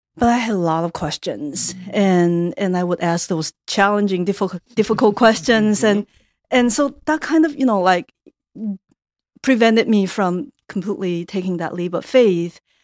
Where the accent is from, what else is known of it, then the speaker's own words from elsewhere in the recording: Taiwan; moved away as an adult; now in United States; I grew up in Taiwan